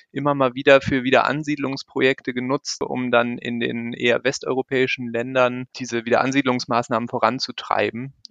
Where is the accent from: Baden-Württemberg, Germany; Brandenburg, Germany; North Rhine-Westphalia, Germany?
North Rhine-Westphalia, Germany; Also ich bin auch nicht aus Bayern. Ursprünglich äh, komme ich aus dem Rheinland. Ich bin in der Nähe von Köln aufgewachsen.